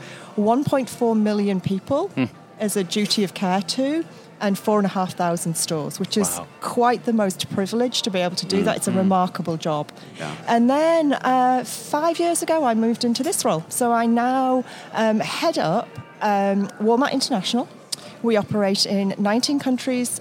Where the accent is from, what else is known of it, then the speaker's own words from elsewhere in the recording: United Kingdom; moved away as an adult; I'm a Brit. I started as an accountant back in the UK